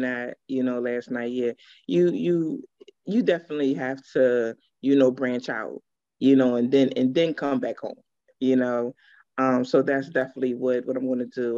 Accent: Pennsylvania, United States; also born or lived in Georgia; I'm definitely from Pennsylvania, um, born and raised

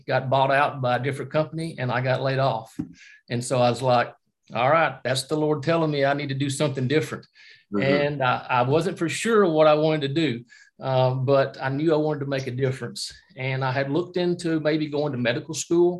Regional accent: Alabama, United States; moved away as an adult; also born or lived in Lebanon, Tennessee; now in New York, United States; I'm originally from Alabama. You probably can recognize that I don't have the New York accent if you don't know me, but from Alabama, my wife and I have been here about 2.5 to 3 years and here in New York.

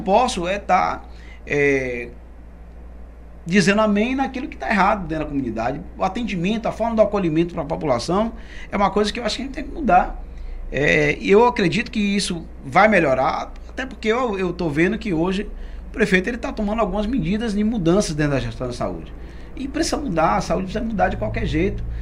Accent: Salvador, Bahia, Brazil; nasci lá, nasci na maternidade de Sila Bobina e morei lá no alto da, no alto da, da Undina. É. No alto da Undina desde a minha infância

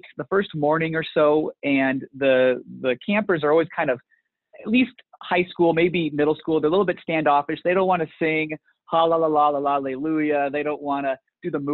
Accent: Portland, Oregon, United States; now in Lincoln, United States; I grew up in Portland, Oregon.

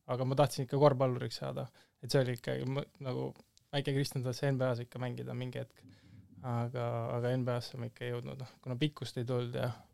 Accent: Tallinn, Harju County, Estonia; ma olen Tallinnast pärit

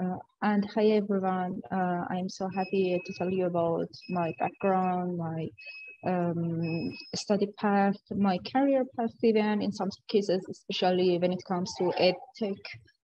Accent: India; now in New Jersey, United States; So I am originally from India, and currently I'm located in New Jersey.

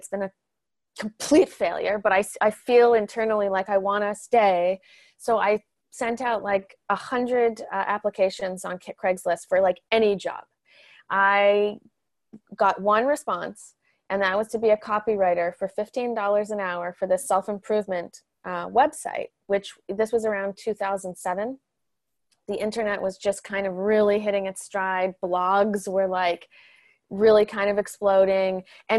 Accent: Canada; moved away as an adult; now in Los Angeles, United States; I moved down to Los Angeles from Canada about 15 years ago, and I came with a big dream to be a writer.

